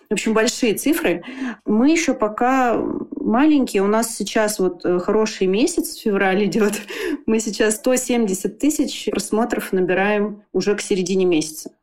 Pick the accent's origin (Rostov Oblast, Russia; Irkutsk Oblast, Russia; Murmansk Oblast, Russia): Irkutsk Oblast, Russia; Irkutsk; я из Иркутска, и я здесь живу